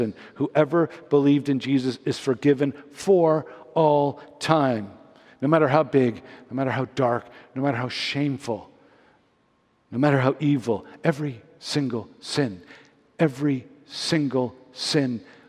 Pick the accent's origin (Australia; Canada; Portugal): Canada; Montreal, Quebec; moved away as an adult; also born or lived in Toronto; growing up in Montreal